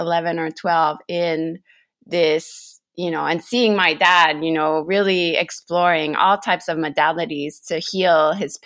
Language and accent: English; La Beauce, Quebec, Canada; I grew up in this